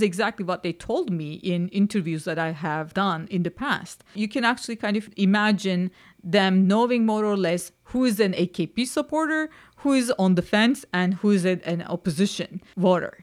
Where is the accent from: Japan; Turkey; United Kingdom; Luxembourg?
Turkey; Istanbul; moved away as an adult; now in Vermont, United States; I'm born and raised in Istanbul